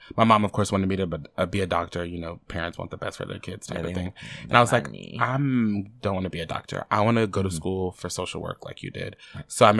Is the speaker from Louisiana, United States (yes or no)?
yes; central Louisiana, United States; I was raised in Central Louisiana.